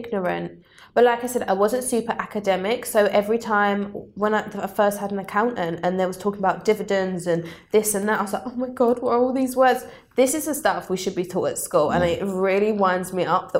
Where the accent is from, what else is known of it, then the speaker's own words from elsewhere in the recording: Southend-on-Sea, East of England, United Kingdom; I grew up in Southend